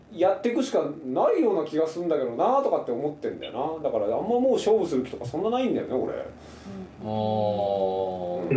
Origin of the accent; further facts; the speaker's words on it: Saga, Japan; 僕、佐賀県出身で。